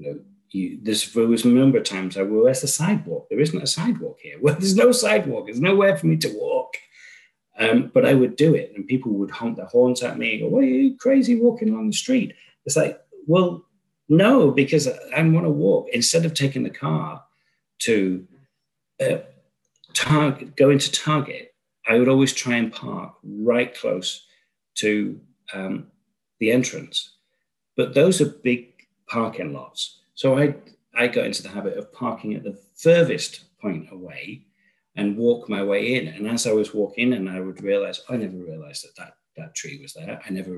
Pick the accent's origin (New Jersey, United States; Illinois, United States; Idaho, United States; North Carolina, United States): Illinois, United States; Chicago; I'm from Chicago, I was in Chicago.